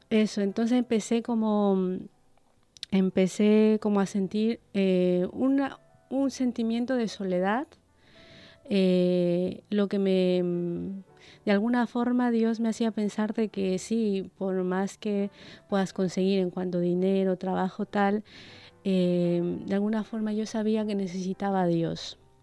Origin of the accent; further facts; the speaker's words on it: Ecuador; moved away as an adult; now in Basque Country, Spain; soy de Ecuador